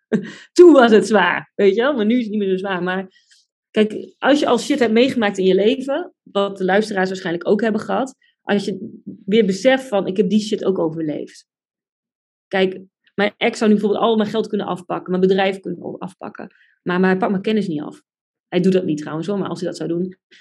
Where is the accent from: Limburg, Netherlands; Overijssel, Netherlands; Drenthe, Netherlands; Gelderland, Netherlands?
Drenthe, Netherlands; Buinen; moved away; also born or lived in Groningen; ik kom uit Drenthe, uit Buinen